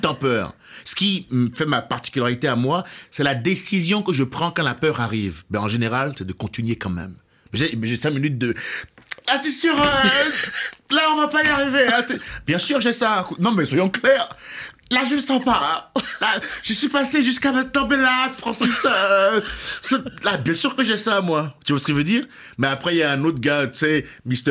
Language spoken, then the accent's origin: French; Cotonou, Littoral, Benin; moved away; je suis né au Bénin. À Cotonou.